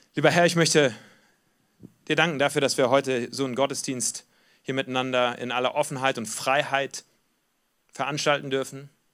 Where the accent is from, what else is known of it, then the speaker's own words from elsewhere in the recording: Germany; Wir kommen aber auch als Deutsche aus einer Geschichte heraus